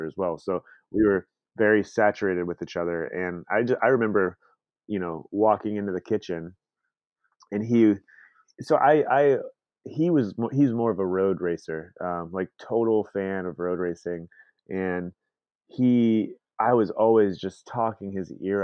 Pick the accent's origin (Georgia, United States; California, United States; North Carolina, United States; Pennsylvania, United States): Georgia, United States; Atlanta; moved away as an adult; now in Seattle, United States; I'm from Atlanta, Georgia, and I moved out to Seattle in the United States about 4 years ago.